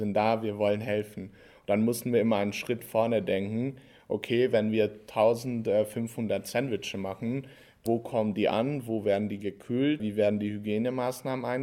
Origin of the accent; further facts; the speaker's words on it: Hungary; German is a second language; moved away as an adult; now in Passau, Germany; ich komme aus Ungarn, mache hier mein äh, Vollzeitstudium als internationaler Student der Uni